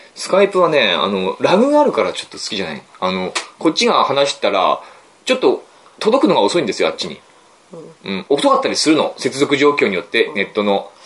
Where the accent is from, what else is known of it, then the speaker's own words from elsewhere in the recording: Aomori, Japan; 地元の、僕の実家の町